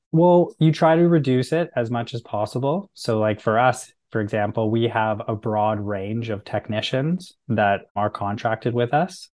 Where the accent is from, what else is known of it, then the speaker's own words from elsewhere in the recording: Canada; being Canadian